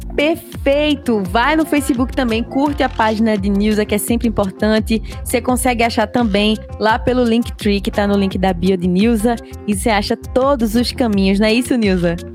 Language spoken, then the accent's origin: Portuguese; Pernambuco, Brazil; accent: Pernambuco; eu sou pernambucana, eu seguro meu sotaque mesmo.